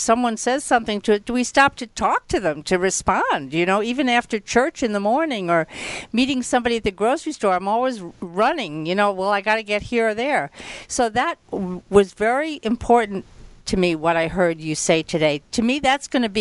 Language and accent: English; New York, United States; growing up in New York